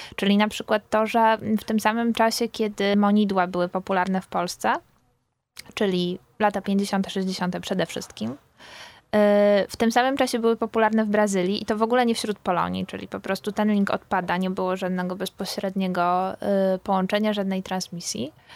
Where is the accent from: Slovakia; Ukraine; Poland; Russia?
Poland; Silesian Voivodeship; Ja jestem z, ze Śląska Górnego